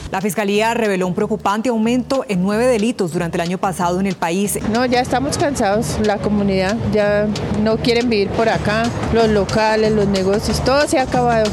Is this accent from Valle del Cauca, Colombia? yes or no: no; Bogotá, Colombia; moved away as an adult; now in Dallas, United States; soy de Bogotá, Colombia, tengo 35 años y ahora vivo en Dallas, Texas, en Estados Unidos.